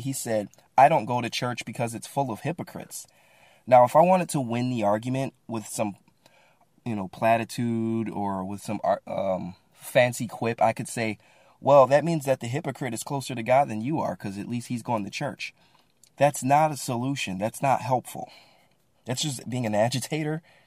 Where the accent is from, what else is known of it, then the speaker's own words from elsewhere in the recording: Midwest, United States; moved away; also born or lived in Bible Belt; I grew up in the Midwest